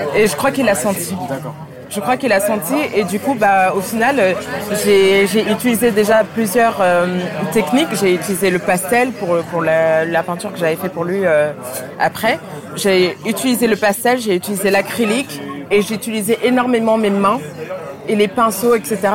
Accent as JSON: {"language": "French", "town": "Paris", "region": "Île-de-France", "country": "France", "tie": "born or raised there", "also_born_or_lived": "Dakar, Senegal / United States", "said": "Je suis née à Dakar et j'ai grandi à Dakar. Et euh, je suis arrivée euh, à Paris quand j'avais 8 ans"}